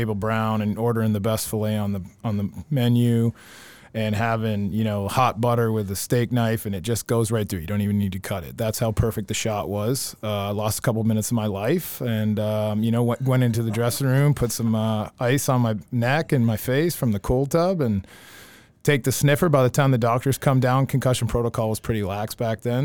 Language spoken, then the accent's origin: English; Ontario, Canada; moved away; also born or lived in Milton, Ontario; grew up in Milton, Ontario, um, till end of fifth grade